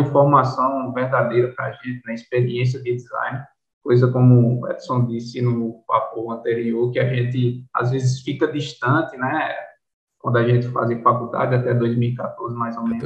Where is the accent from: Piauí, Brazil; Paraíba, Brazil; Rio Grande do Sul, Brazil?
Paraíba, Brazil; Patos; moved away as an adult; also born or lived in Recife, Pernambuco / Campinas; now in João Pessoa, Brazil; Eu sou pernambucano, nasci em Recife, só que me considero paraibano, que eu fui pequenininho para Patos, que é o interior da Paraíba.